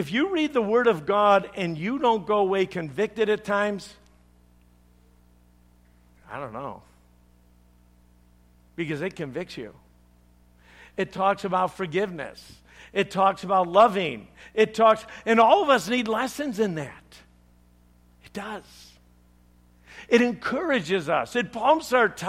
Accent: Chicago, Illinois, United States; I'm from Chicago

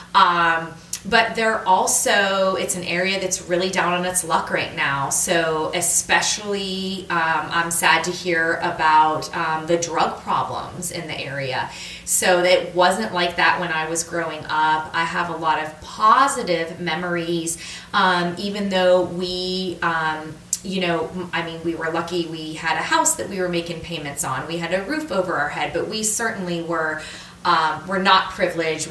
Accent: Austintown, Ohio, United States; moved away as an adult; also born or lived in Michigan; now in Washington, D.C., United States; I was born in Northeast Ohio, a suburb of Youngstown, Ohio, called Austintown, and um, I lived there

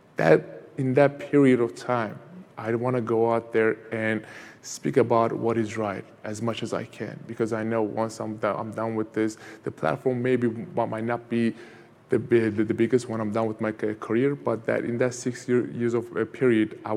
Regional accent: Van, Turkey; now in United States; where I grew up in Turkey was east side of Turkey, called Van, V-A-N

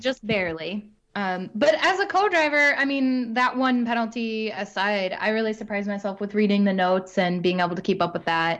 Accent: near Hundred Acre Wood, Missouri, United States; moved away; really near my hometown

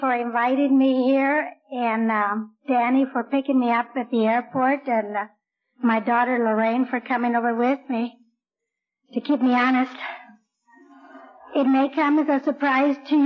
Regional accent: Orange County, California, United States; moved away as an adult; now in Blythe, United States; I'm really from Orange County

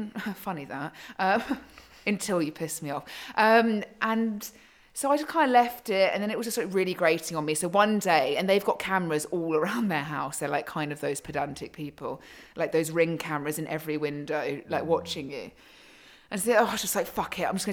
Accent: Surrey, South East England, United Kingdom; I was brought up in Surrey

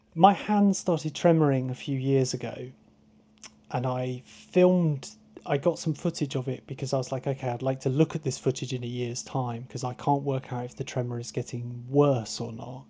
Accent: Truro, South West England, United Kingdom; I grew up in Truro, so I didn't grow up on the coast.

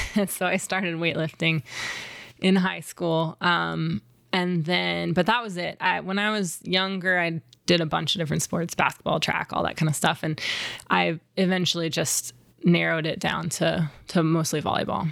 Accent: Wimberley, Texas, United States; I grew up outside of Austin, Texas, in a tiny little town called Wimberley

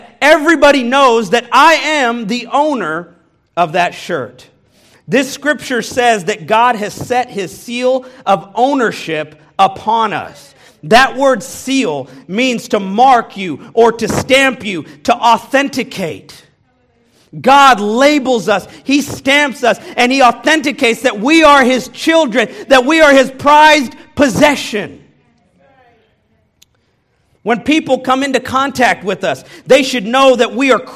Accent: Kansas City, Missouri, United States; moved away as an adult; now in Texas, United States; I was born and raised in this country, in Kansas City, Missouri

